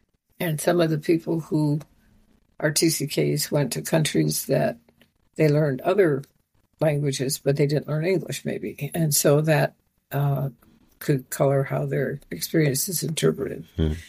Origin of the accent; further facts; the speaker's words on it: Nigeria; I was a minority when I grew up in Nigeria, but I was a privileged minority.